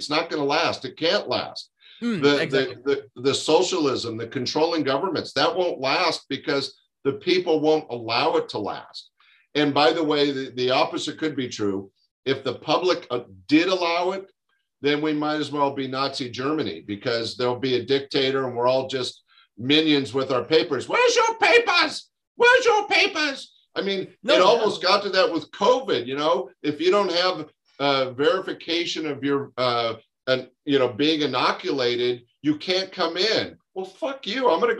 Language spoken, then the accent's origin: English; Canada; because as a Canadian, there are things happening in both our countries that should be unacceptable.